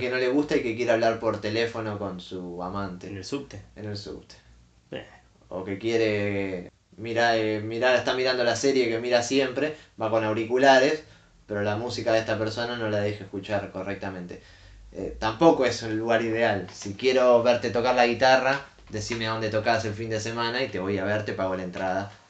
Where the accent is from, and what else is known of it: Argentina